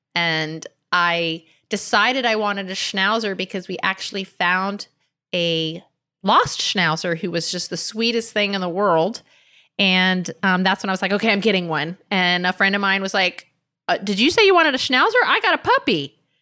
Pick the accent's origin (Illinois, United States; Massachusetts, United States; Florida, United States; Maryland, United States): Florida, United States; Miami; I grew up in Miami on a canal on an acre of land